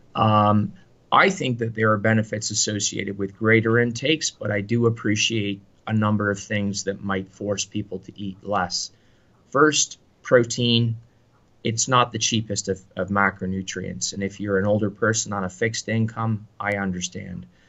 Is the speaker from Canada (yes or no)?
yes; Canada; I say this even as a Canadian